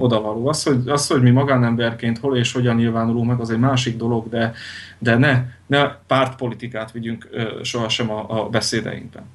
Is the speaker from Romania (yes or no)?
no; Veľké Trakany, Košice Region, Slovakia; now in Western Slovakia, Slovakia; Nagy tárkányból. Nagy nagy tárkányból származom